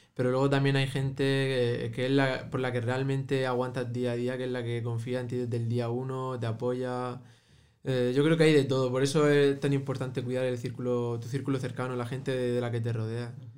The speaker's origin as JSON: {"language": "Spanish", "town": "Murcia", "region": "Region of Murcia", "country": "Spain", "tie": "born or raised there", "said": "tanto yo como mi hermano somos de origen marroquí, eh, nacidos en Murcia, pero de origen marroquí"}